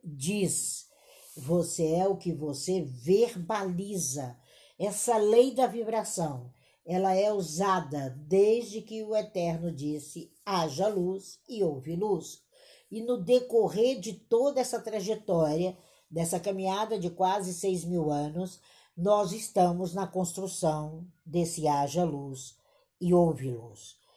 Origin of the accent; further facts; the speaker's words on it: Brazil; aqui enquanto brasileiros